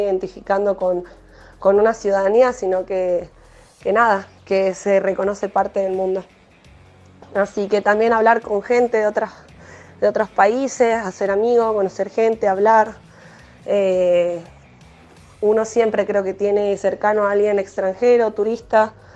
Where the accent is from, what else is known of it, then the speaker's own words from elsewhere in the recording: Argentina; nosotros somos un país eh, que fue, recibió personas y sigue recibiendo personas de todo el mundo